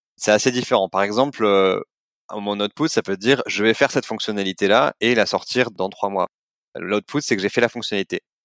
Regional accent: Montpellier, Occitania, France; moved away; Je viens de Montpellier à la base

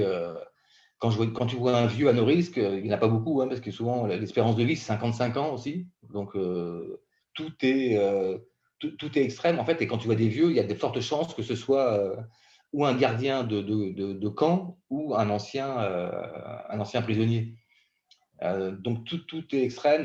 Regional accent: Brittany, France; J'ai grandi en Bretagne

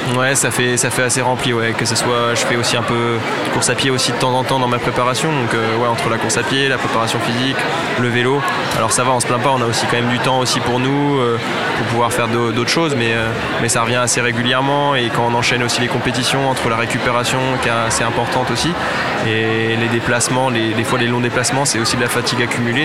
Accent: Reims, Grand Est, France; je suis de Reims à la base

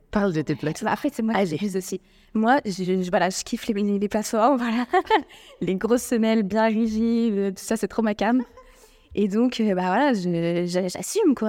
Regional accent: France; now in Morocco; je suis française, je, je parle française algérienne

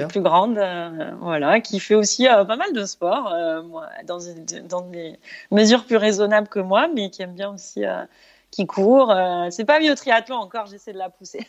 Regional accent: Brissac, Occitania, France; moved away as an adult; now in Doha, Qatar; j'ai grandi dans les Cévennes, donc à la campagne, euh, dans un petit bled de 300 habitants.

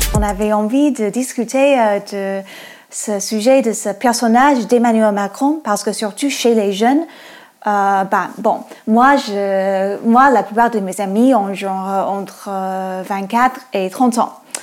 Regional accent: United States; French is a second language; moved away; moi je suis américaine. Euh, on entend peut-être avec mon accent

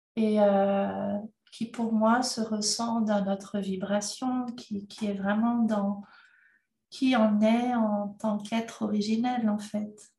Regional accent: Madagascar; je suis née à Madagascar

